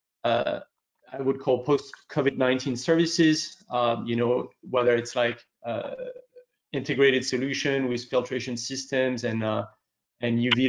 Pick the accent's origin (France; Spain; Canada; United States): France; moved away; France, which is my home country